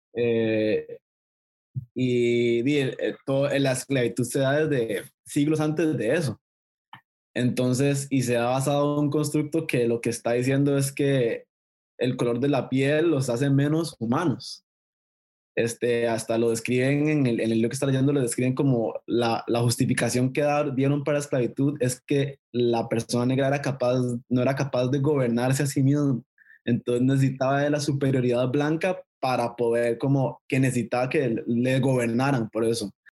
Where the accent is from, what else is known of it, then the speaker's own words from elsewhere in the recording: Costa Rica; mi país